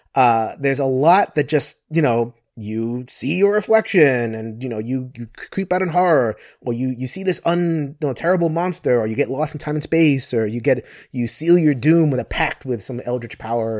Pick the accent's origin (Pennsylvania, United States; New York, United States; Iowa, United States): New York, United States; New York City; I'm from New York City